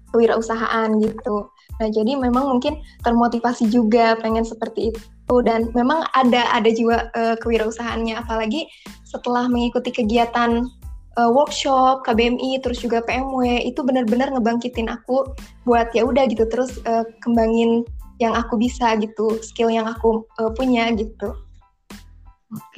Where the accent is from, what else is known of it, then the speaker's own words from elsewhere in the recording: Kuningan, West Java, Indonesia; asal dari Kuningan, Jawa Barat